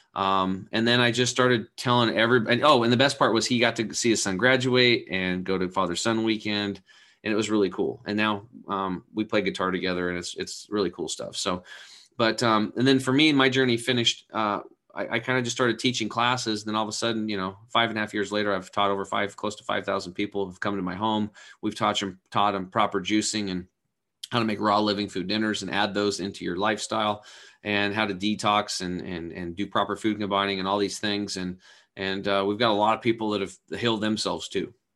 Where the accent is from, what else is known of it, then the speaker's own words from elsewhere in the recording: Eastern Oregon, United States; I grew up over in Eastern Oregon on a cattle and hay farm.